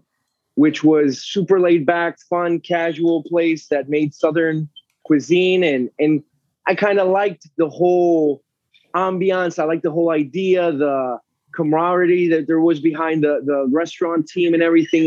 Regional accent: Panama; moved away as an adult; also born or lived in Concord, Massachusetts / Atlanta / New York / Florida; So I was born in Concord, moved to Panama when I was a kid

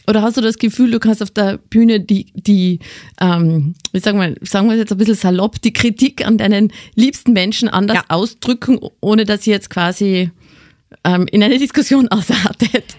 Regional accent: Carinthia, Austria; accent: Carinthian; now in Styria, Austria; Bei mir ist nach wie vor erkennbar, dass ich aus Kärnten, Kärnten komme.

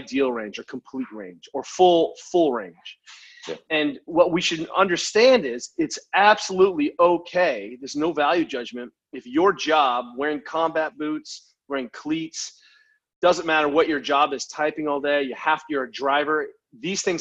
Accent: United States; being an American

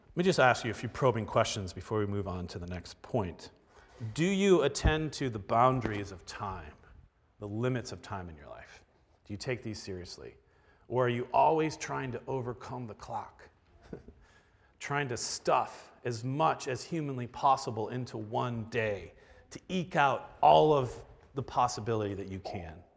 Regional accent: Florida, United States; now in Milwaukee, United States; I don't think of myself as Milwaukeean 'cause I grew up in Florida.

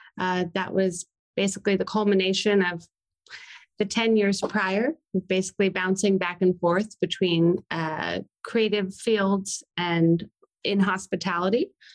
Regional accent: Atlanta, Georgia, United States; also born or lived in New York; I am from Atlanta. I've spent most of my life here, a couple stints in New York, mostly just for school and another time. But I am born and raised and love Atlanta.

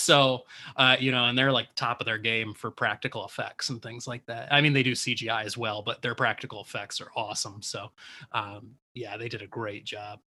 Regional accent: Detroit, Michigan, United States; we're just repping hometown, a hometown

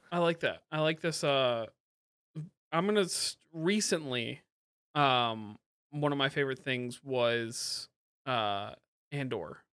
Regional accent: Kalamazoo, Michigan, United States; moved away as an adult; I grew up in Kalamazoo from, like, two thousand one on, uh, until I moved away

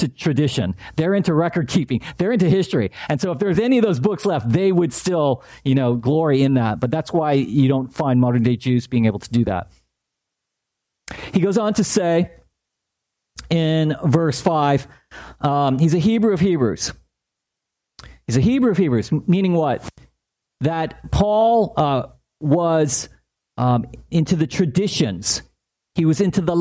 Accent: La Palma, California, United States; I grew up in La Palma, not far from here, about a square mile city

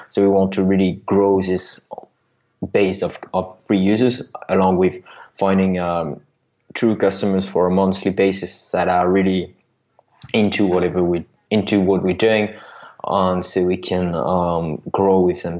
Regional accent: France; accent: French; English is a second language; you heard by my accent that I'm I'm from France

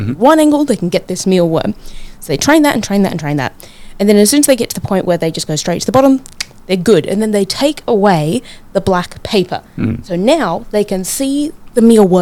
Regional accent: New Zealand; now in Brisbane, Australia; In my home country, Aotearoa

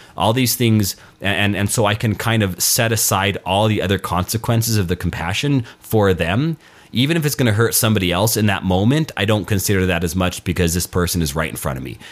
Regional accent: Albuquerque, New Mexico, United States; moved away; Albuquerque, my hometown

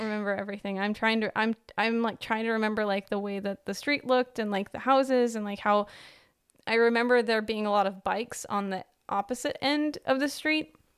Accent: United States; moved away; also born or lived in Netherlands

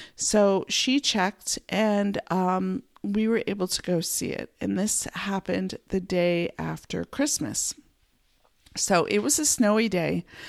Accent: Pennsylvania, United States; moved away as an adult; now in Montana, United States; I grew up in Pennsylvania in a small town

